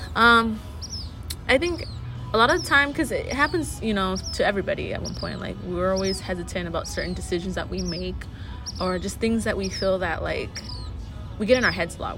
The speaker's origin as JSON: {"language": "English", "town": "San Bernardino", "region": "California", "country": "United States", "tie": "born or raised there", "said": "growing up in San Bernardino"}